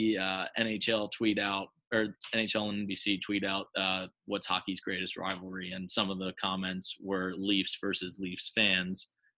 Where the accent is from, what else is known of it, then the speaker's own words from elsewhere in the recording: Harrisburg, Pennsylvania, United States; As always … from Harrisburg, Pennsylvania.